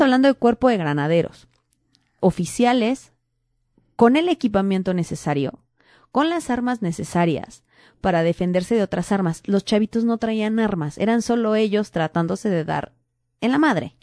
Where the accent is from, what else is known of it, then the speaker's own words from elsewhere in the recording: State of Mexico, Mexico; moved away; yo que crecí en el Estado de México